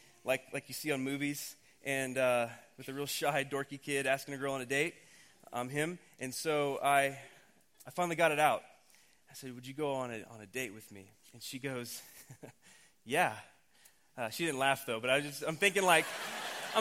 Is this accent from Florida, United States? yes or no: no; Oklahoma, United States; we grew up in Oklahoma.